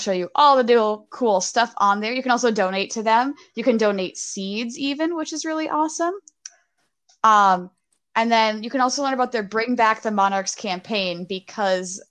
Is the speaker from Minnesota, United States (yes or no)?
yes; Minnesota, United States; I'm from Minnesota